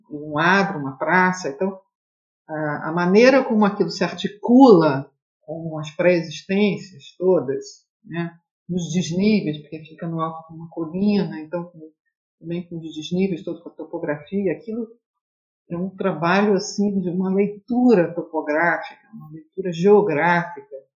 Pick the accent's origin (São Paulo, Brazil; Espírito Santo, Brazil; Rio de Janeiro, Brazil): Rio de Janeiro, Brazil; E, bom, eu sou do Rio de Janeiro, né, venho de uma, uma tradição aqui modernista em que o piloti é muito forte